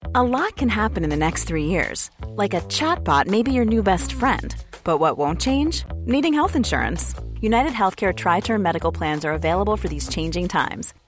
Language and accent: French; Aubervilliers, Île-de-France, France; also born or lived in Pantin; J'ai grandi à Aubervilliers